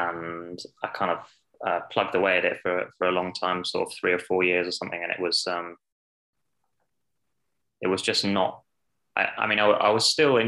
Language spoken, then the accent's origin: English; Scotland, United Kingdom; now in United States; it was fun to be standing on the start line announced as a Scot and have the whole of Hampton Park.